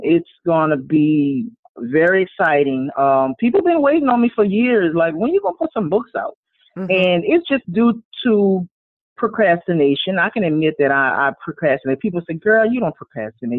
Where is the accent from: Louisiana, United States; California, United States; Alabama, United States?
Louisiana, United States; Born and raised in Louisiana